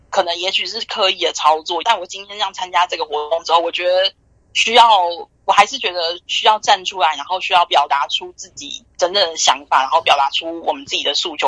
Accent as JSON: {"language": "Chinese", "country": "Taiwan", "moved": "yes", "lives_now": "New York, United States", "said": "身为台湾人"}